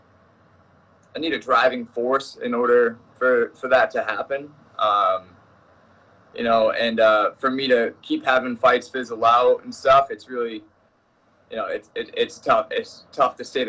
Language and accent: English; Maine, United States; that level of coaching literally in like my hometown